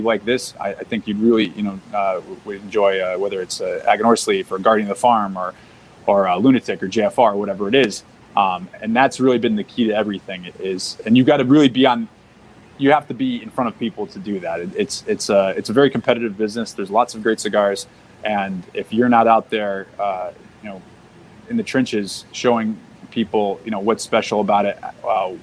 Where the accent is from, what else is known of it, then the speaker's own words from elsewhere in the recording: Massachusetts, United States; moved away; I'm originally from Massachusetts